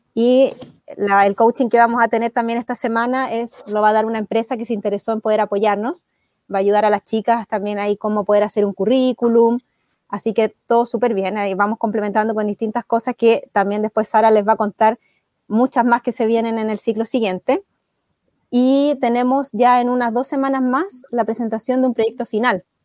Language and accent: Spanish; Chile; soy chilena